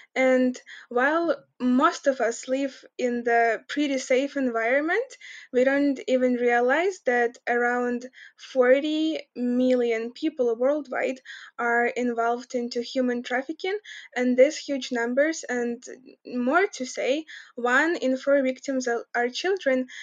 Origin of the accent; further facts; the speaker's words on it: Kremenchuk, Poltava Oblast, Ukraine; moved away as an adult; also born or lived in United States / Lithuania; in our town, I come from Cremenchuk. It's in Poltava region